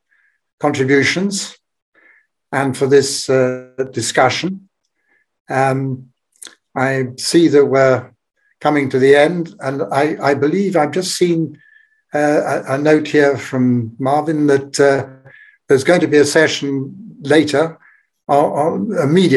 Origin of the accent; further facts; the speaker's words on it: Belgium; my home country, Belgium.